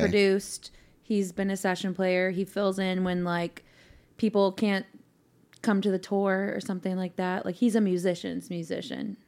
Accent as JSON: {"language": "English", "town": "Mill Valley", "region": "California", "country": "United States", "tie": "born or raised there", "moved": "as an adult", "lives_now": "Nashville, United States", "said": "Not necessarily San Francisco, but the little suburb where we grew up in, where I grew up"}